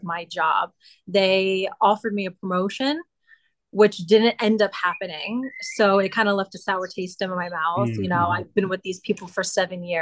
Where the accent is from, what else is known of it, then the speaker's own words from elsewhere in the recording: New York, United States; moved away as an adult; also born or lived in Orange County, New York; now in Italy; My mom, she's from New York. So I grew up in the States, but went back and forth from New York and Italy